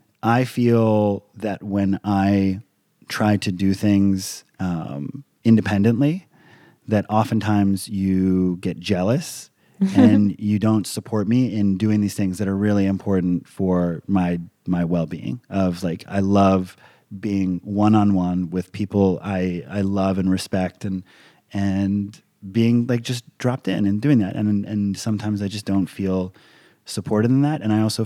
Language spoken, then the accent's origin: English; Hawaii, United States; I grew up in Hawaii. I'm a fairly laid back individual.